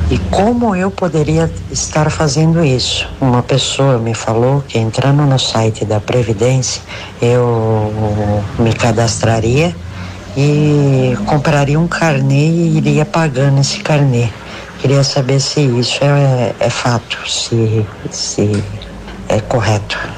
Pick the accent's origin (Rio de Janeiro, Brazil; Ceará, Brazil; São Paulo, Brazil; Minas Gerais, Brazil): São Paulo, Brazil; Santo André; eu sou de Santo André e tenho 58 anos.